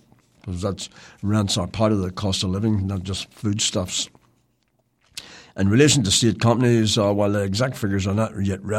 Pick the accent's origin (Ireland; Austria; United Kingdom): Ireland; born there; So that just makes me sad as an Irish-born person that they can actually go out and do that and think that it's okay